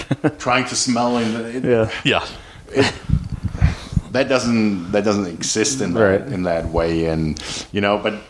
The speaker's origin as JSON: {"language": "English", "country": "Germany", "tie": "born or raised there", "moved": "as an adult", "lives_now": "North Texas, United States", "said": "there was a family outing in a restaurant in Germany, and there was a picture where me as a little kid sitting on the table"}